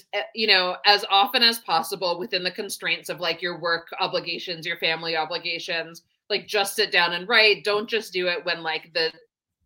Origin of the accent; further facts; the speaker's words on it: Seattle, Washington, United States; I grew up in the Seattle area.